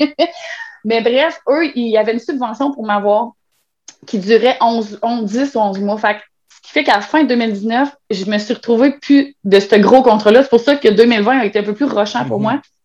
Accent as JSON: {"language": "French", "town": "Trois-Rivières", "region": "Quebec", "country": "Canada", "said": "Moi, je viens de Trois-Rivières"}